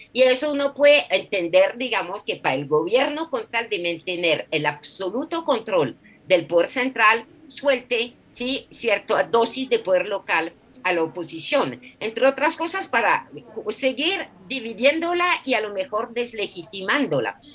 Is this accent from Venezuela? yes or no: no; France; now in Colombia; en mi país, Francia